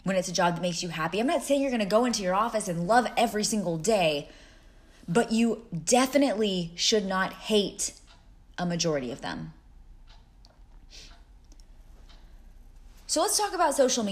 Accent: Texas, United States; moved away as an adult; also born or lived in Cleveland, Ohio; I moved from Texas, my home, to Cleveland, Ohio

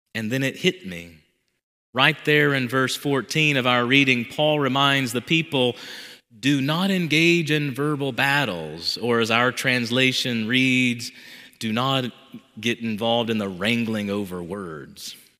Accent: the South, United States; Growing up in the South with a Southern mother

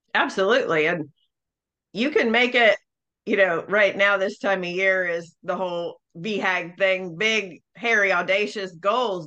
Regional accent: Northeast, United States; I am from the North. Um, so the Northeast

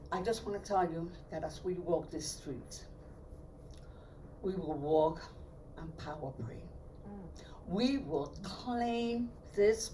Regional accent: New York City, New York, United States; also born or lived in Puerto Rico; I was brought to New York City when I was 5 or 6 years old. I had all my schooling here.

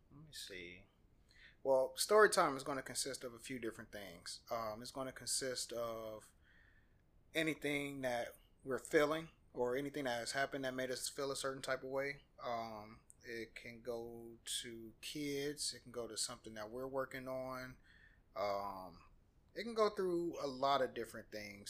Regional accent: Peoria, Illinois, United States; moved away as an adult; now in Atlanta, United States; I was raised in Peoria, Illinois

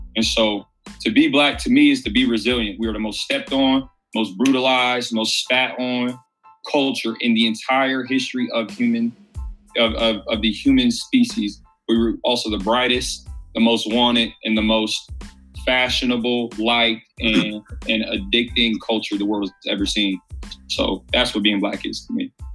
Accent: Columbus, Ohio, United States; also born or lived in Cleveland; born and raised in Columbus

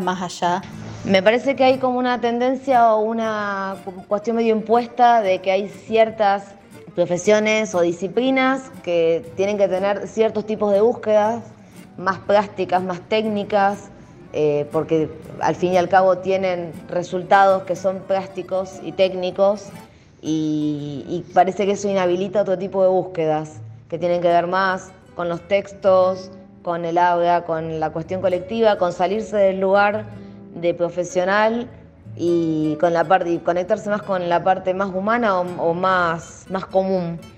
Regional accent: Rosario, Santa Fe, Argentina; soy de Rosario, Santa Fe.

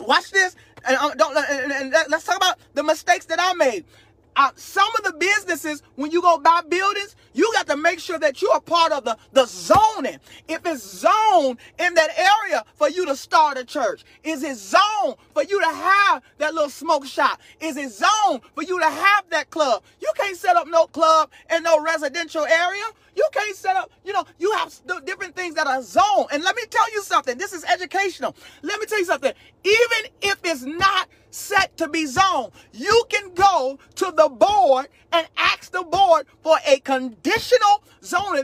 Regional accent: Chicago, Illinois, United States; also born or lived in Texas; now in North Carolina, United States; Now, I live in North Carolina. I lived in Texas 12 years. I'm born and raised in Chicago.

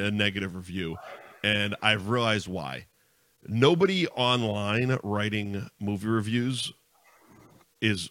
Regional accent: Linfield, Pennsylvania, United States; I grew up in Linfield

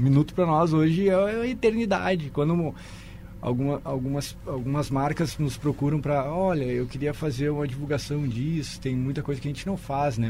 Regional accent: Santa Maria, Rio Grande do Sul, Brazil; moved away; Eu morava no interior do Rio Grande do Sul, sou de Santa Maria.

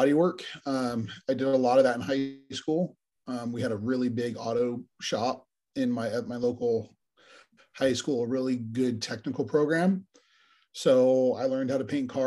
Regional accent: Fontana, California, United States; I am from the Fontana area of Southern California, which is kind of at the foothills

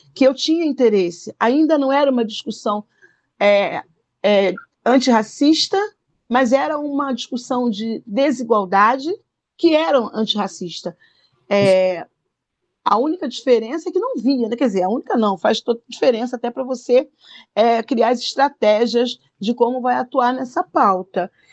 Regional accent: Rio de Janeiro, Brazil; eu cresci no Morro da Coroa

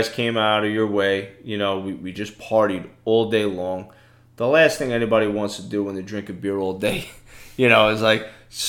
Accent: New York City, New York, United States; now in Florida, United States; I come from Brooklyn, New York, okay?

